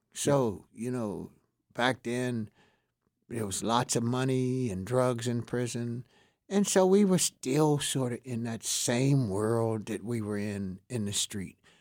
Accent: Pittsburgh, Pennsylvania, United States; I was from Homewood. I was an inner city guy. I knew a lot of people there. Most of the guys I knew up, grew up with in Homewood

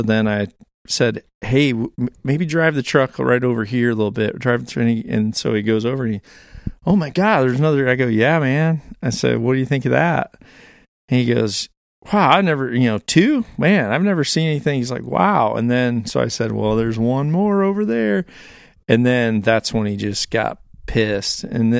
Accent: Illinois, United States; Granted, I'm from Northern Illinois.

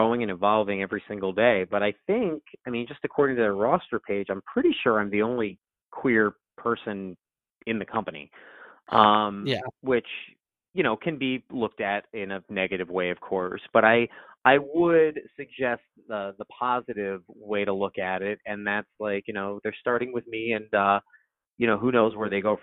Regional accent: Southern California, United States; I'm from Southern California, so I'm an in-and-out guy

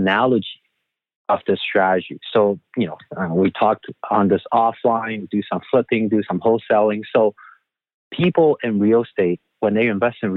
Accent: Taiwan; moved away as an adult; also born or lived in Vancouver, Canada; now in Toronto, Canada; I grew up in Taiwan, moved to Vancouver

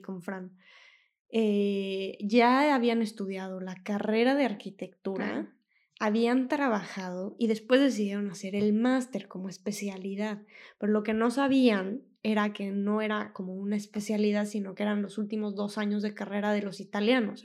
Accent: Mexico City, Mexico; moved away as an adult; now in Mantua, Italy; yo soy de México, de la Ciudad de México

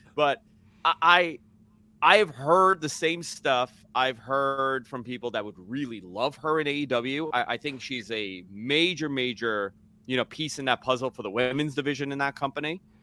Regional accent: Northeast, United States; I grew up in the Northeast.

